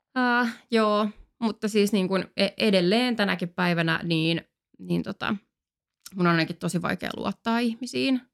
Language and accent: Finnish; Finland; also born or lived in France; me siis asuttiin Ranskassa kaksi vuotta silloin, kun mä olin mm. niin nelos- ja vitosluokalla. Sitten me tultiin takaisin Suomeen